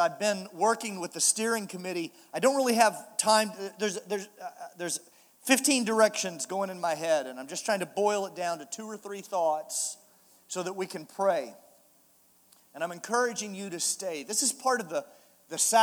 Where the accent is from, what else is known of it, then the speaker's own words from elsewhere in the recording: Kansas City, Missouri, United States; I'm from Kansas City, Missouri